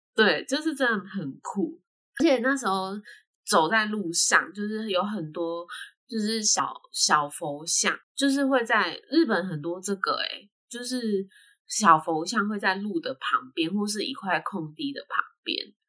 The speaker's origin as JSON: {"language": "Chinese", "country": "Taiwan", "said": "他还叫我们是台湾人"}